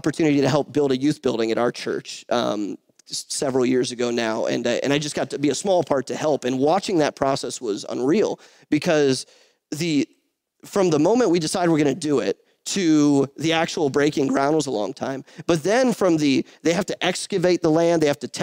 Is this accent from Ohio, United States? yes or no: yes; Northeast Ohio, United States; I'm from and I was born in Northeast Ohio, which is about an hour, hour and a half south of Cleveland